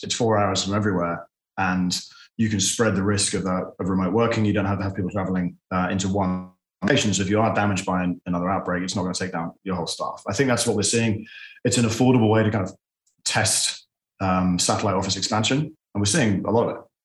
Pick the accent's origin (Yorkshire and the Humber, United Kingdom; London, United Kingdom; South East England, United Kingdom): London, United Kingdom; moved away as an adult; also born or lived in Boston; now in Dallas, United States; I am from London, where I've and sold a couple of businesses. I then moved to Boston to study